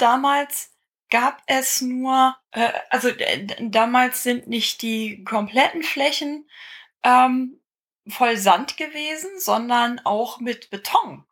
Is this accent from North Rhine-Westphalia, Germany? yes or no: yes; Bad Oeynhausen, North Rhine-Westphalia, Germany; also born or lived in Aachen; als ich acht Jahre alt war, 1980, ähm, sind wir von Aachen nach Bad Oeynhausen